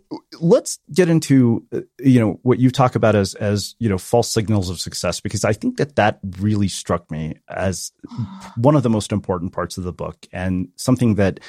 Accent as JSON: {"language": "English", "region": "South India", "country": "India", "said": "And so my sister, so we're South Indian and my brother-in-law is Bengali."}